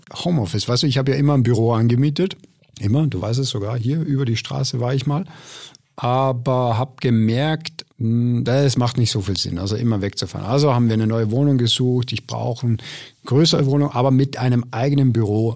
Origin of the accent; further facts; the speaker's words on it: Austria; ich komme ja aus Österreich